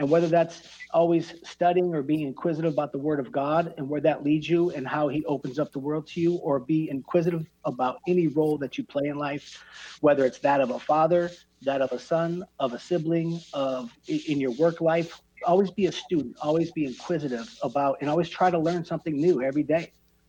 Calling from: Gilbert, Arizona, United States; I'm calling from Gilbert, Arizona

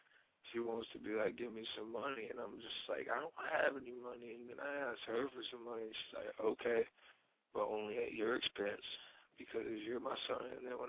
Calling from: North Carolina, United States; 18 in North Carolina.

